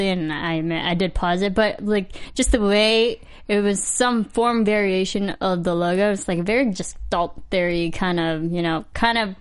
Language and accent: English; Midwest, United States; I'm also from the Midwest